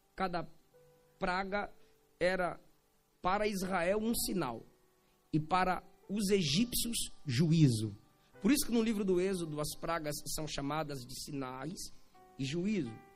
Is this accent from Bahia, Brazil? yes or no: yes; Bahia, Brazil; eu sou baiano